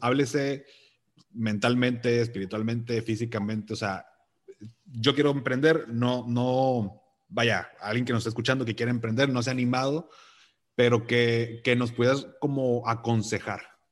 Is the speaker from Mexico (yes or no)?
yes; Mexico; soy de México